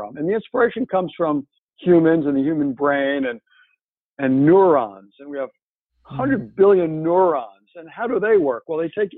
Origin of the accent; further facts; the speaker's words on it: France; moved away; my hometown in France